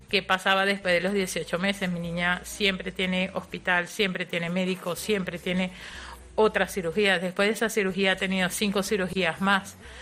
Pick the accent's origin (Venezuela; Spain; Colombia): Spain; Madrid, Community of Madrid; also born or lived in Móstoles; yo nací en Embajadores, pero estuve viviendo eh, en Móstoles, en uno de los chalets de Parque Coimbra